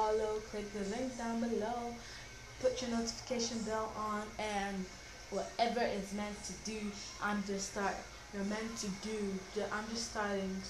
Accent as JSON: {"language": "English", "country": "Nigeria", "said": "I'm a Nigerian. I'm a citizen of Nigeria"}